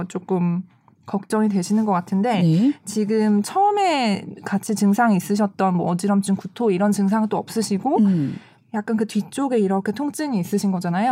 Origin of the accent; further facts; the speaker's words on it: Seoul, South Korea; 저는 방학동 출신.